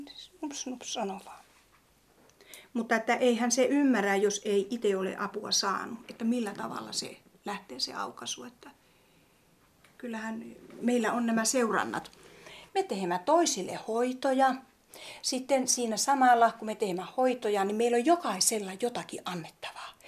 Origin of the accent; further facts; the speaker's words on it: Tornio, Lapland, Finland; now in Pälkäne, Finland; Mä olen kotoisin Torniosta Laivajärvestä